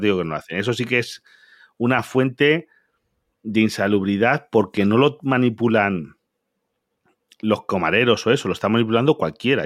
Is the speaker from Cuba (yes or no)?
no; Galicia, Spain; yo soy de Galicia